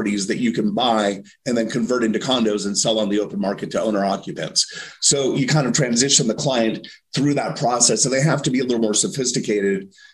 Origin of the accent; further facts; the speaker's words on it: Los Angeles, California, United States; moved away as an adult; also born or lived in San Diego / Las Vegas; now in Durham, United States; I grew up in Los Angeles in the 80s